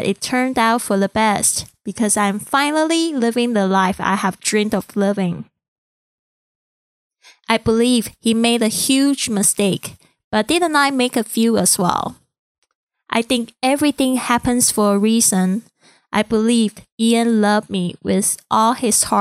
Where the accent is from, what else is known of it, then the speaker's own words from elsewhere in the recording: Taiwan; English is a second language; moved away; I'm originally from Taiwan and English is not my first language.